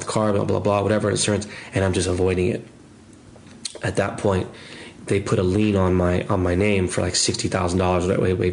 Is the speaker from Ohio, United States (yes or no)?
no; Los Angeles, California, United States; I'm an LA kid.